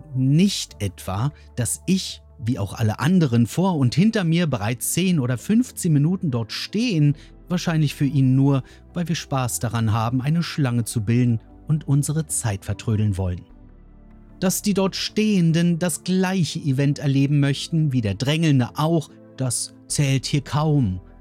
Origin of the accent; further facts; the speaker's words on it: Berlin, Germany; In Berlin, meiner Heimat